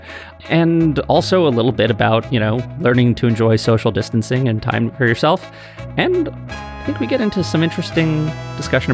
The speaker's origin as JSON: {"language": "English", "town": "New York City", "region": "New York", "country": "United States", "said": "I'm a Jewish kid from the Upper West Side of New York."}